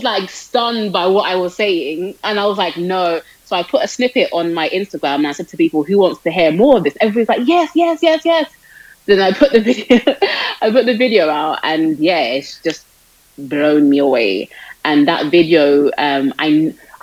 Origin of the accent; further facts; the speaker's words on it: London, United Kingdom; I'm from London, born and raised in London, United Kingdom.